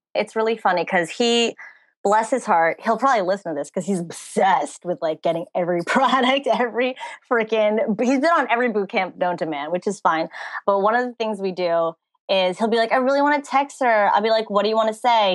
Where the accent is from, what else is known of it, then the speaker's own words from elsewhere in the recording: New Jersey, United States; now in Hollywood, United States; I was born and raised in New Jersey. I now live in Hollywood, California